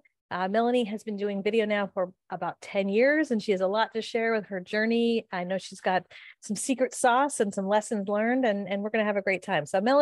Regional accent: California, United States; I'm a Californian in the States

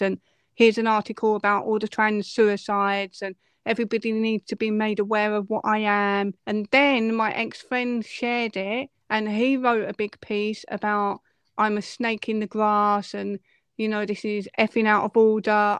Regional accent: Essex, East of England, United Kingdom; I'm from Essex

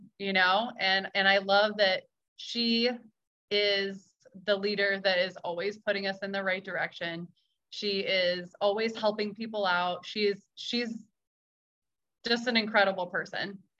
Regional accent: Maine, United States; So I grew up in Maine. I grew up in New England

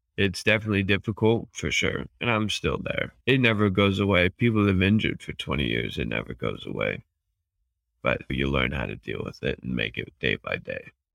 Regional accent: Fort Collins, Colorado, United States; I was born and raised in Fort Collins, Colorado.

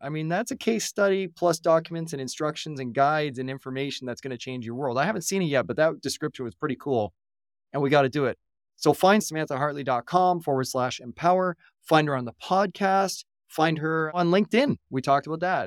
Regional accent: Canada; I'm a Canadian

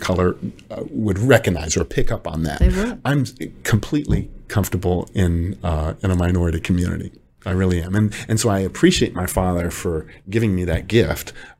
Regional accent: Detroit, Michigan, United States; moved away; from Detroit

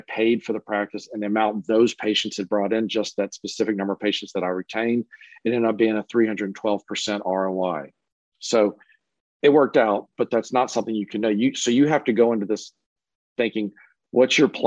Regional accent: Louisiana, United States; also born or lived in Cleveland; I was originally from Louisiana

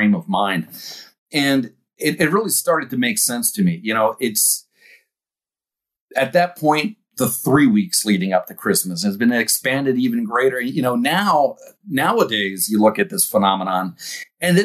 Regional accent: East Coast, United States; growing up on the East Coast

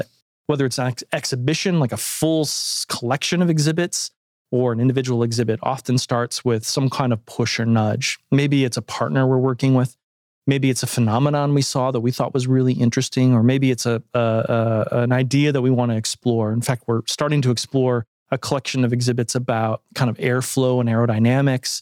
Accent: Toledo, Ohio, United States; moved away; a museum that had just formed in my hometown of Toledo, Ohio

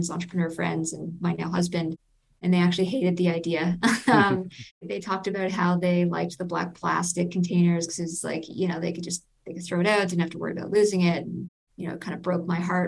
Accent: Toronto, Ontario, Canada; I'm from Toronto and we started in Toronto

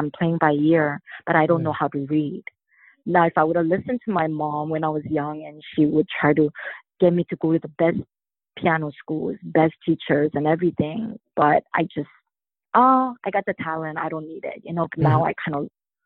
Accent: Hawaii, United States; growing up in Hawaii

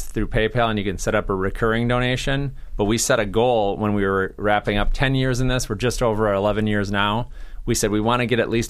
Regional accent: Minnesota, United States; moved away as an adult; now in Massachusetts, United States; So it's in central Iowa. I'm originally from Minnesota, so I used to live 6 hours north of where my boss and his wife retired to. But then we moved 24 hours east.

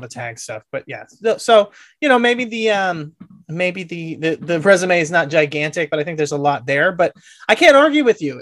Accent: Southern California, United States; I'm from Southern California

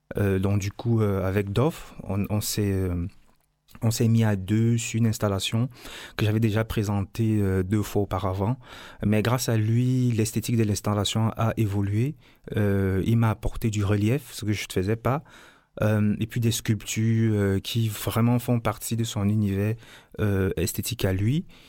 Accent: Cameroon; je viens du Cameroun

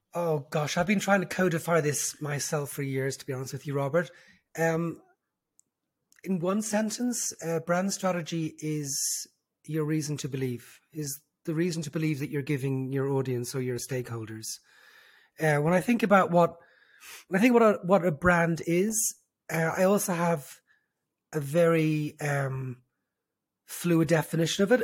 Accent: Dublin, Leinster, Ireland; accent: diluted Irish; moved away as an adult; also born or lived in London; now in Israel; I was born and raised in, in Dublin

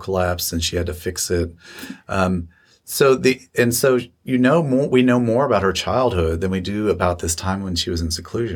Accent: Lexington, Kentucky, United States; I grew up in Lexington

